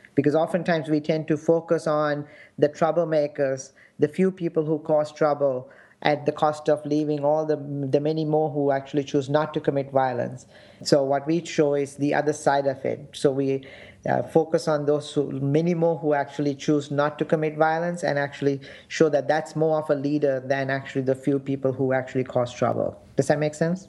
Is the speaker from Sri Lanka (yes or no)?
yes; Sri Lanka; now in United States; my experience growing up in Sri Lanka and the conflict